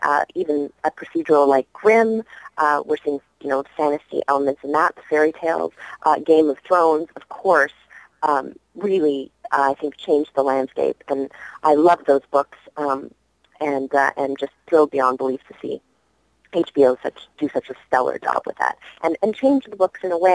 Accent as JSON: {"language": "English", "town": "Vancouver", "region": "British Columbia", "country": "Canada", "tie": "born or raised there", "moved": "yes", "lives_now": "United States", "said": "growing up in Vancouver, Sanrio and Hello Kitty and the Little Twin Stars were huge when I was a little girl"}